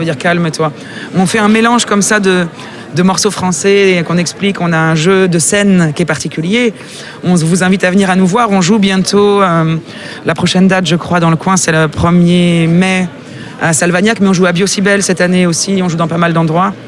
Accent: Russia; moved away; je suis russe.

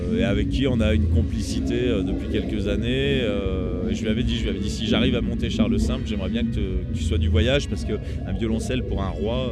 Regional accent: Roanne region, Auvergne-Rhône-Alpes, France; je suis originaire de la région de Roanne

